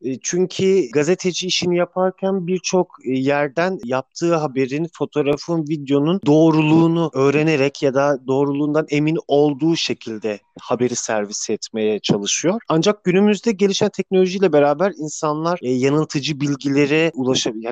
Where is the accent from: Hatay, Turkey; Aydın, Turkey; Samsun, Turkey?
Samsun, Turkey; Samsun'da yaşıyorum. Samsun'da doğdum.